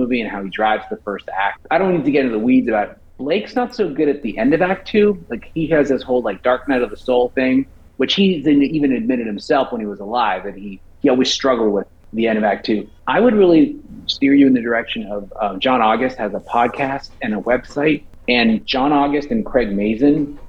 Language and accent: English; Vancouver, British Columbia, Canada; growing up in Vancouver, my dad and I had season tickets